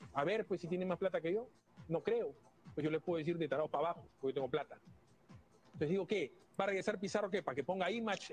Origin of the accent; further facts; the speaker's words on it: Peru; como yo, como cualquier peruano